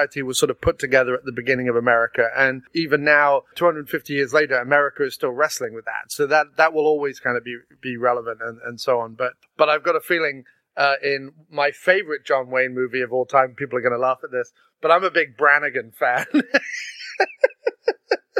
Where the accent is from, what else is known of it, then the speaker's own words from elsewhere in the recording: England, United Kingdom; Being English